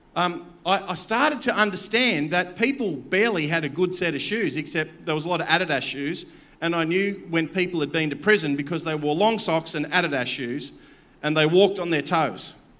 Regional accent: Campbelltown, New South Wales, Australia; I come from Campbelltown. I'm blue collar

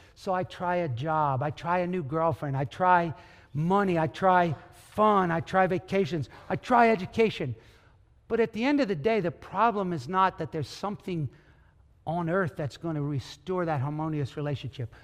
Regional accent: United States; you and me being American

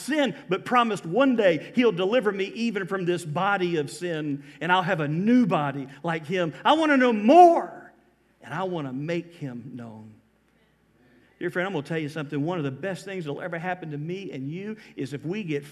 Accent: Georgia, United States; moved away as an adult; now in Florida, United States; I am from Georgia. But I've been here 24 years

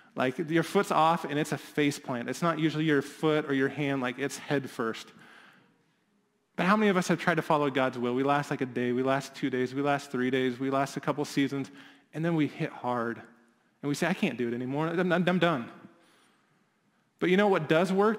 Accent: Midwest, United States; as a Midwesterner

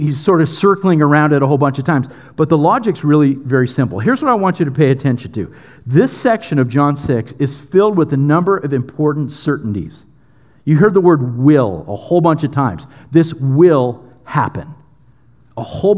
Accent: United States; we're so American and we're so Western

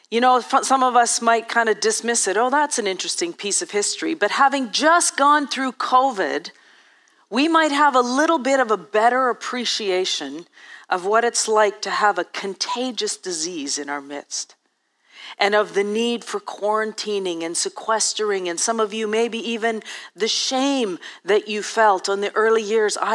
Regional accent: Ethiopia; I grew up in Eastern Africa and Eastern Ethiopia, and actually, I grew up before 1980, so before there was actually a cure.

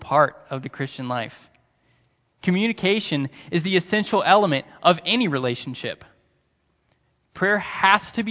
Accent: United States; my American mind

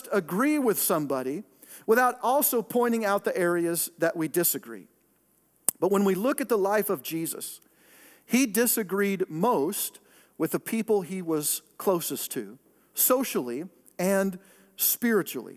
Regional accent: Pacific Northwest, United States; moved away; the greater Northwest. That's my hometown, Oregon, Washington, that area

